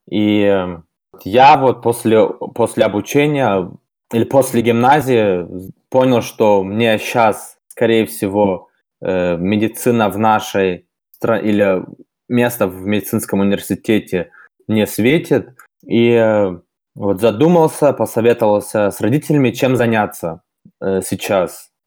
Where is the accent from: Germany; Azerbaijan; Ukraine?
Germany; first language Russian; moved away as an adult; now in Saint Petersburg, Russia; мне 26 лет. Родился и вырос в Германии. Вот в 2016 году решил по обстоятельствам, можно сказать, переехать э, в Санкт-Петербург.